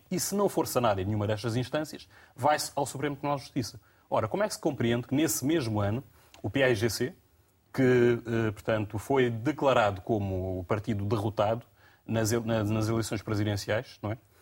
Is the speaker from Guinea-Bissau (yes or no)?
yes; Guinea-Bissau; enquanto guineense